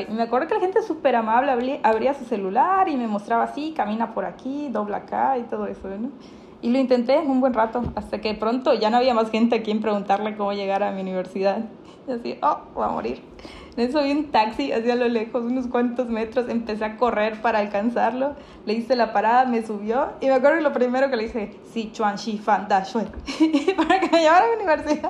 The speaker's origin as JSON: {"language": "Spanish", "country": "Mexico", "said": "somos dos mexicanas"}